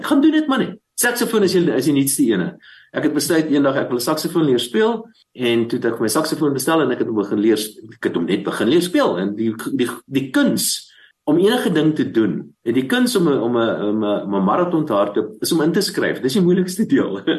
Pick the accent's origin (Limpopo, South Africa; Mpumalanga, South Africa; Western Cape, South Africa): Limpopo, South Africa; Bela-Bela; Ek is gebore in Warmbad, uh in die destyds in Noord-Transvaal